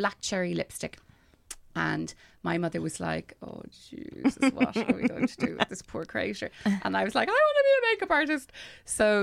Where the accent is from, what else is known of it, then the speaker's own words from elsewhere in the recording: Schull, Munster, Ireland; moved away; I grew up in Scull in West Cork.